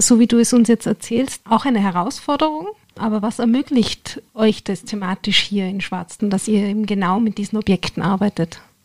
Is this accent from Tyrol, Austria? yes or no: yes; Tyrol, Austria; bei uns in Tirol